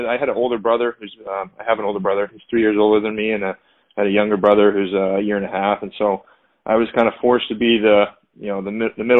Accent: California, United States; now in Boston, United States; I'm originally from California, but I live out in Boston now.

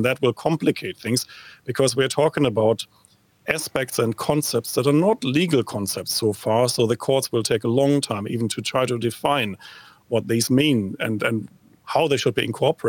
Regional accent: New Zealand; Not the kind of video you would like as a New Zealander to go viral worldwide, but certainly a source of consternation and perhaps even a bit of entertainment here.

